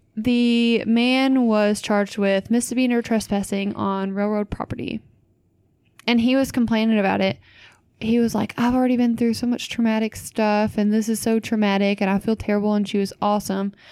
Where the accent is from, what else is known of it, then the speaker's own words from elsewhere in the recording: Louisville area, Kentucky, United States; my hometown